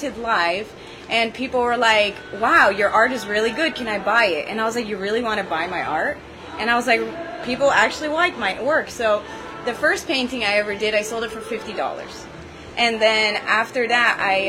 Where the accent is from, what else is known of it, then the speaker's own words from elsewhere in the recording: Syria; English is a second language; now in United States; I was born in Syria, and I was a Syrian refugee before I came to the U.S.